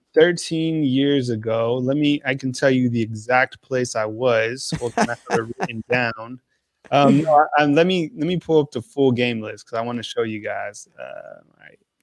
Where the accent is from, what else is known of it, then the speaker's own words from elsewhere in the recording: New Mexico, United States; moved away; also born or lived in Washington, D.C.; I'm from New Mexico